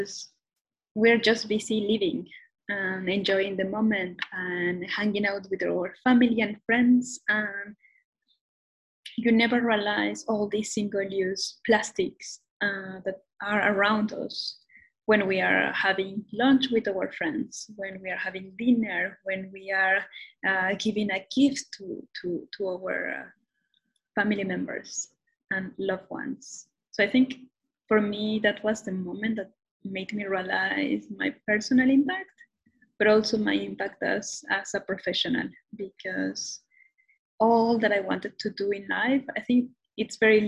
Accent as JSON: {"language": "English", "region": "Mexico City", "country": "Mexico", "second_language": "English", "moved": "yes", "lives_now": "Toronto, Canada", "said": "I'm originally from Mexico City. And right now I'm based in Toronto, Canada"}